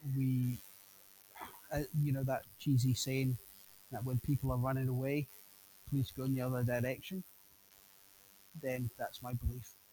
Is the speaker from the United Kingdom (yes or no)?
yes; United Kingdom; a Brit speaking from a British person visiting America